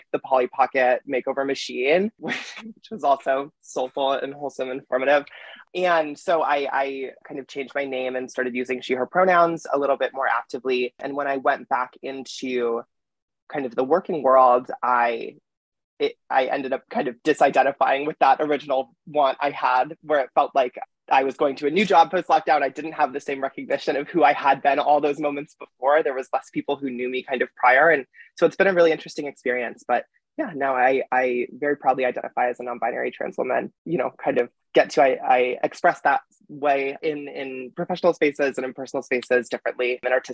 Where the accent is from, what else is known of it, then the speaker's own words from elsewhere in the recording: Chicago, Illinois, United States; moved away as an adult; also born or lived in New York; I grew up in Chicago